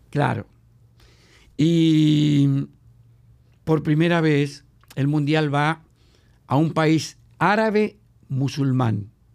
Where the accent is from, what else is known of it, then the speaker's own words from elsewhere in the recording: Patagonia, Argentina; moved away as an adult; now in Dominican Republic; soy patagónico, ¿no? que nací en la Argentina.